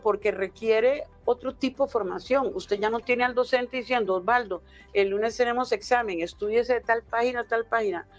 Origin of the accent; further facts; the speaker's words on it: Costa Rica; moved away; yo en realidad como costarricense afuera